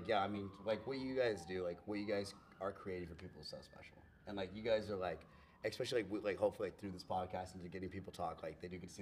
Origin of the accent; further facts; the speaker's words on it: San Antonio, Texas, United States; I'm from San Antonio.